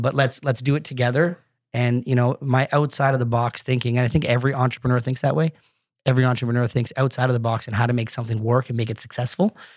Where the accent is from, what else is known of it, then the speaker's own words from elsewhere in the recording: Brampton, Ontario, Canada; also born or lived in Scotland / Markham; that Brampton that I grew up